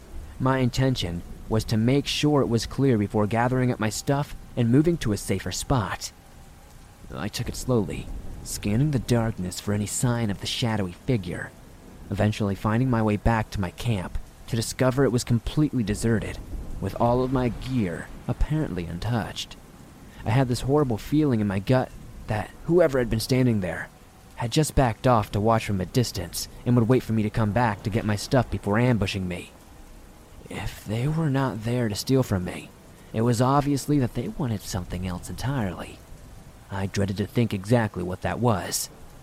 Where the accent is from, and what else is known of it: Rhode Island, United States; born or raised there